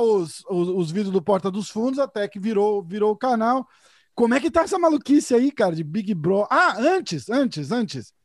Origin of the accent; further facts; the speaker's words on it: São Paulo, Brazil; accent: paulista; Eu sou de São Paulo